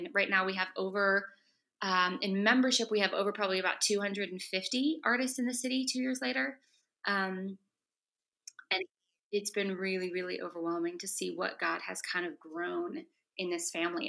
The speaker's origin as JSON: {"language": "English", "region": "the South", "country": "United States", "moved": "as an adult", "lives_now": "New York City, United States", "said": "I'm from the South."}